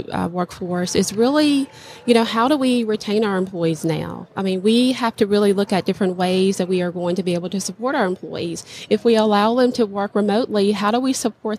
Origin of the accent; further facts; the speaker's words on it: Louisiana, United States; my hometown in the state of Louisiana